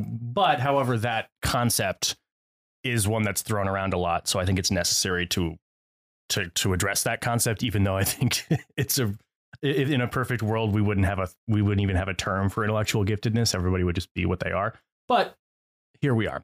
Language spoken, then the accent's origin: English; Connecticut, United States; I grew up in Connecticut